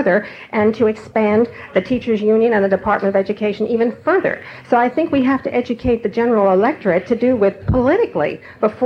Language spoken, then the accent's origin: English; Maryland, United States; I come from Maryland, which is heavily Democratic